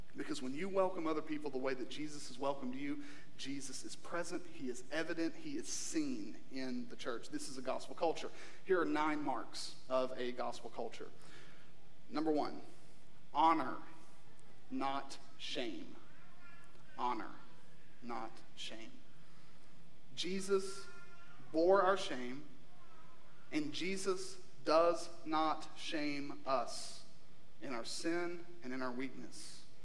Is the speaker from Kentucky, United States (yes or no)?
yes; Eastern Kentucky, United States; moved away; we're from Kentucky